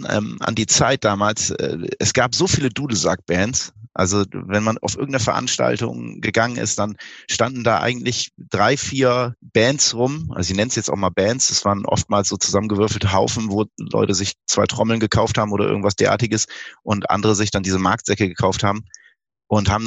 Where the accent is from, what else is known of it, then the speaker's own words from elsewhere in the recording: Bremen, Germany; Wir haben ein Konzert gegeben in Bremen, in meiner Heimatstadt.